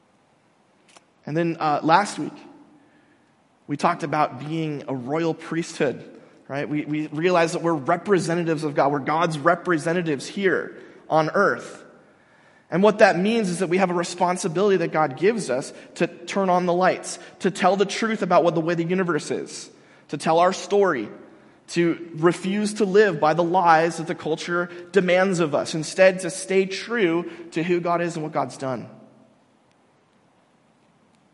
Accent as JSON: {"language": "English", "country": "United States", "said": "I'm an American"}